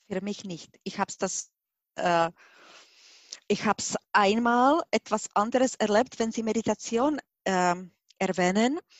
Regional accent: Czechia; German is a second language; now in Germany; Sie hören mit meinem Akzent, ich bin nicht Deutsche. Ich bin 1995 nach Deutschland gekommen und dort habe ich gelernt, Deutsch zu sprechen. Mhm. Und heutzutage, wenn ich Deutsch spreche, dann denke ich auch Deutsch. Ich bin Tschechin.

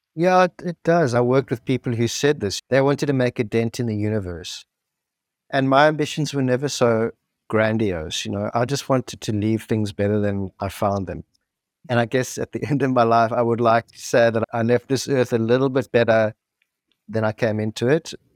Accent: South Africa; grew up in apartheid South Africa in the seventies and eighties.

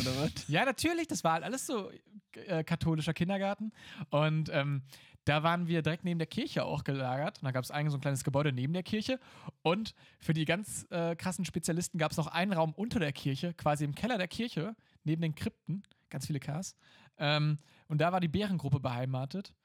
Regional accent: Emsdetten, North Rhine-Westphalia, Germany; auf die katholische Grundschule in Emstetten. Da wurde ich äh, mal bestens betreut und äh, nachher auf, auf das katholische Gymnasium

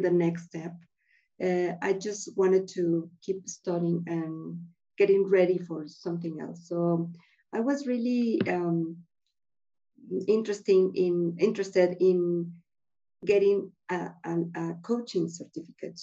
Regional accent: Mexico City, Mexico; also born or lived in Oaxaca; I grew up here in Mexico City, and just for a couple of years, I lived in the state of Oaxaca with my grandparents

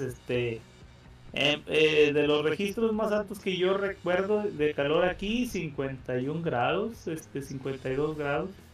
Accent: Mexico; como buen mexicano

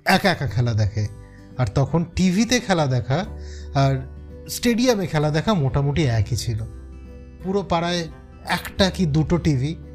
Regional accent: Basirhat, West Bengal, India; আমার বাড়ি বসিরহাট বাংলাদেশের বেশ কাছে

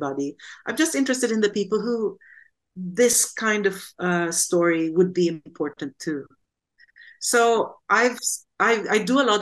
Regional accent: Quezon City, Metro Manila, Philippines; now in United Kingdom; I grew up in Cubao, and my parents were not well off

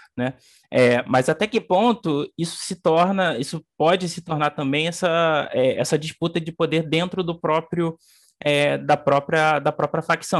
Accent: Barra do Piraí, Rio de Janeiro, Brazil; moved away as an adult; now in Rio de Janeiro, Brazil; eu não cresci no Rio de Janeiro, eu cresci no, no interior do estado, em Barra do Piraí. É, cheguei aqui só em, em dois mil e dez

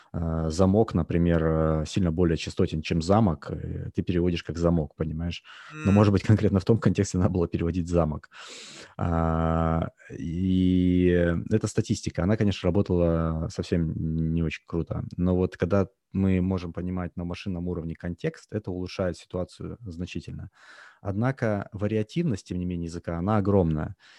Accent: Russia; moved away as an adult; now in United States; хотя я родился в России, я жил, а, практически, а, ну, скажем так, до две тысячи десятого примерно года я жил практически постоянно в России

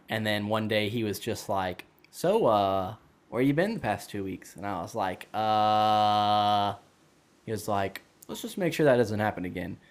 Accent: Dallas, Georgia, United States; now in Wisconsin, United States; I'm from Dallas, Georgia as well

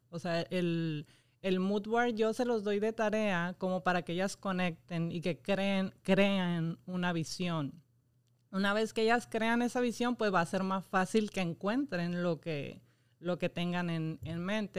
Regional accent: Mexico; now in Puerto Rico; Yo soy mexicana

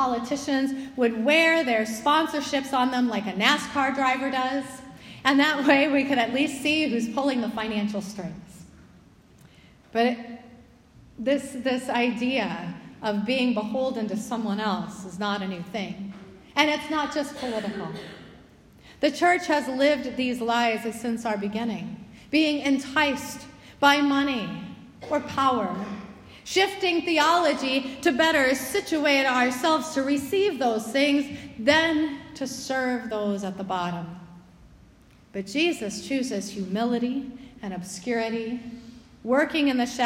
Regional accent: United States; being an American

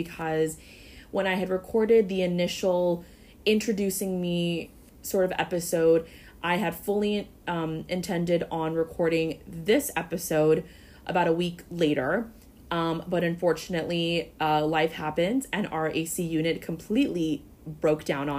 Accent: Florida, United States; you and I obviously were born and raised in Florida

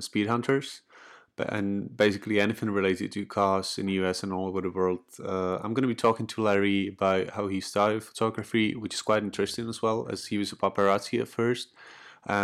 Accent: Czechia; I'm from the Czech Republic

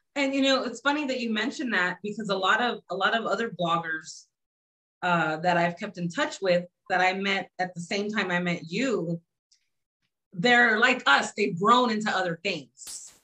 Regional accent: San Antonio, Texas, United States; I'm from San Antonio, Texas.

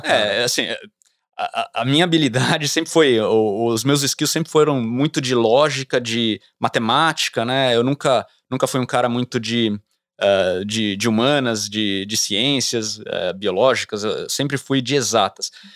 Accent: São Paulo, Brazil; moved away as an adult; now in United States; sair dessa realidade de uma cidade grande, né, eu sou de São Paulo, pra uma, uma fazenda

